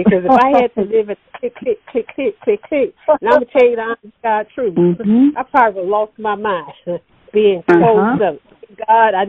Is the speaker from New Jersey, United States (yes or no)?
no; Sparta, Georgia, United States; I'm from Hancock County, Sparks, Georgia